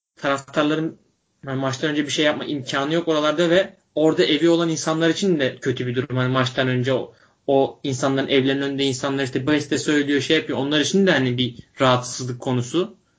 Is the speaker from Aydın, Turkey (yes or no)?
no; Bursa, Turkey; biz ikimiz de Bursalıyız.